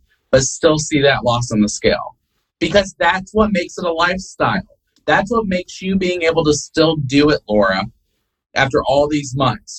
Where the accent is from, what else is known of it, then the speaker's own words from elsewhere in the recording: the North, United States; moved away; They're us Northerners. I'm originally from the North.